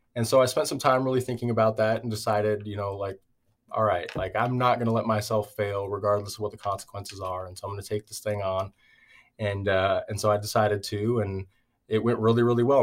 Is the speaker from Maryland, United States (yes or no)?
no; Everett, Washington, United States; I grew up in Everett, Washington